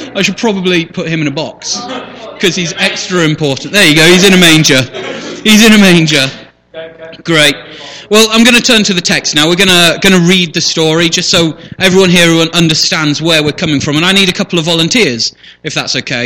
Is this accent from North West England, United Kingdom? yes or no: no; Shipston-on-Stour, West Midlands, United Kingdom; also born or lived in Leamington Spa; born right here in Royal Leamington Spa, grew up on a farm outside on the far side of Ships Stour.